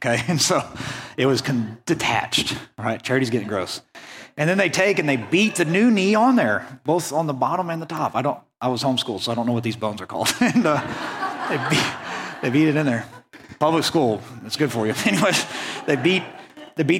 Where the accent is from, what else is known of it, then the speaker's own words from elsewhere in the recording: Western Oklahoma, United States; moved away as an adult; I grew up in Western Oklahoma, and now that I've moved out here